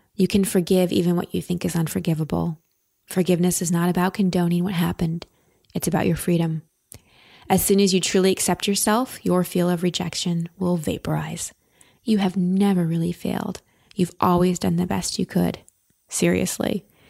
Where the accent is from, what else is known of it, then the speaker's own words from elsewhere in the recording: Texas, United States; I'm from Texas and hair's a big thing there